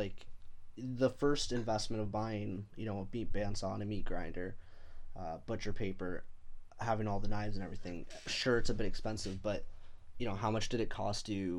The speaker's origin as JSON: {"language": "English", "town": "London", "region": "Ontario", "country": "Canada", "tie": "born or raised there", "said": "born and raised in London, Ontario."}